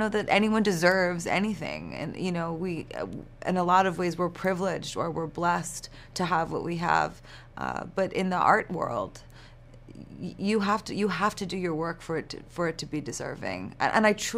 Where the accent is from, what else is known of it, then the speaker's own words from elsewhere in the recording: New York, United States; I'm from New York